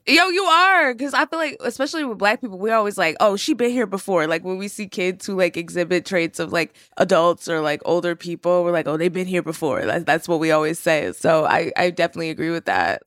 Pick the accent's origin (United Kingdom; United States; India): United States; Terrell, Texas; moved away; I grew up in Texas. I was born in Terrell, Texas, which is, like, a more rural part